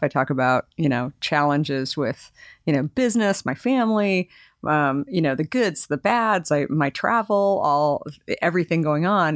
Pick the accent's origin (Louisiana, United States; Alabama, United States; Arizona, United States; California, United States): Arizona, United States; moved away as an adult; also born or lived in New York; I married a New Yorker, but I grew up in Arizona, and I just decided when I graduated from school that I was moving to New York